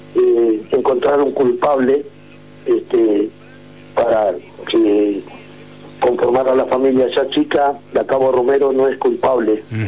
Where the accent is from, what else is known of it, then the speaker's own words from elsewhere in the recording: San Martín de los Andes, Neuquén, Argentina; San Martín de los Andes, de mi pueblo, o que decir mi pueblo, nuestro pueblo